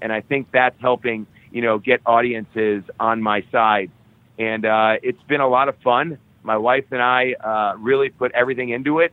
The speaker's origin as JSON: {"language": "English", "town": "Cleveland", "region": "Ohio", "country": "United States", "tie": "born or raised there", "said": "Cleveland, Ohio, which is my hometown where I grew up."}